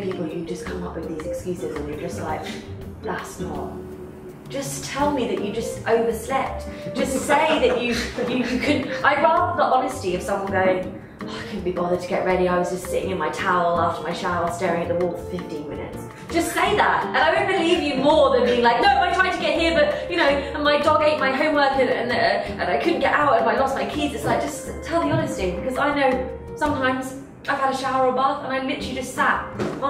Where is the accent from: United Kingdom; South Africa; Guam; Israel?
United Kingdom; I'm British